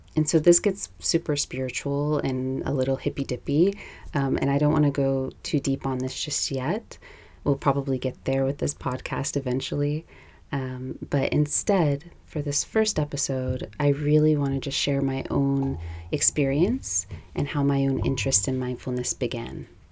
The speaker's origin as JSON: {"language": "English", "town": "New York City", "region": "New York", "country": "United States", "tie": "born or raised there", "moved": "as an adult", "lives_now": "Los Angeles, United States", "said": "I live in Los Angeles now. I'm originally from New York"}